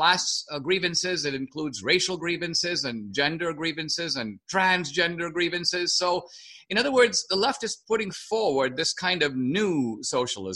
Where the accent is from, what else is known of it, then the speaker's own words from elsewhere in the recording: India; moved away; I grew up in India